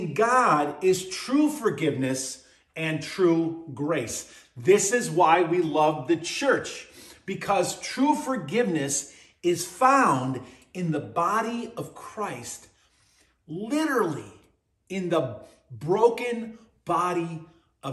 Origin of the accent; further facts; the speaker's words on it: Buffalo, New York, United States; growing up in Buffalo